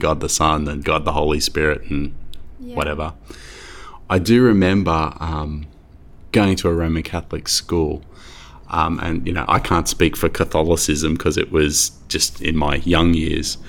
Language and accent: English; Sydney, New South Wales, Australia; also born or lived in Merrylands; I grew up in Winston Hills, but at the same time, I feel like I grew up in Marylands